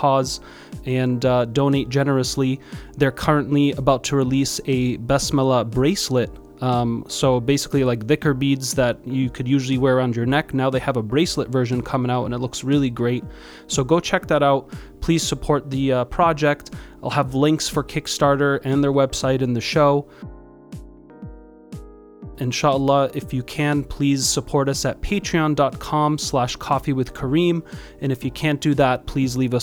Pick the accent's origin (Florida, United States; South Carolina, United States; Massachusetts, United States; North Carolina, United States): Massachusetts, United States; We grew up in Massachusetts